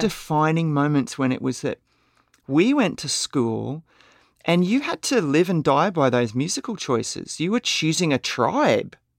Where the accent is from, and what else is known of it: Brisbane, Queensland, Australia; born or raised there